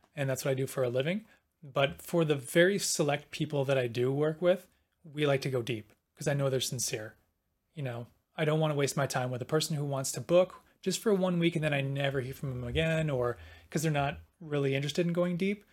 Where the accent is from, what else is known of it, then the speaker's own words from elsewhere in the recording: Milwaukee, Wisconsin, United States; moved away; I'm from Milwaukee